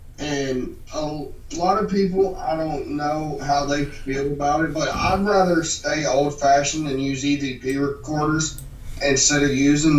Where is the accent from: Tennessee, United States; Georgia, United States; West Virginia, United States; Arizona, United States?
West Virginia, United States; Weston; moved away; me and my brother, where we're from, we are from Weston, West Virginia.